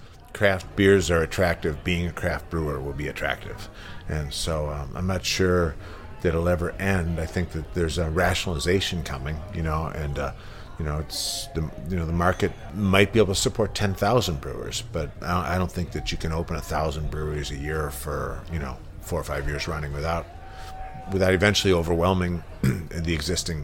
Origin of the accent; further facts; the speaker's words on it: United States; when I was growing up in the United States in the 70s